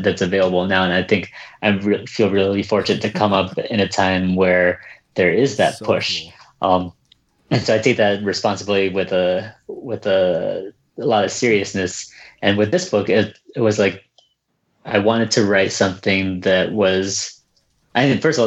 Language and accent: English; Connecticut, United States; first language Vietnamese; English is a second language; the skinny Vietnamese American version of me growing up in Connecticut